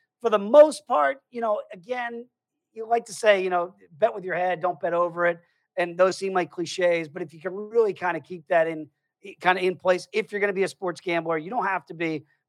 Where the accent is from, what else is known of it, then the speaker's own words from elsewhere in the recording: United States; as an American.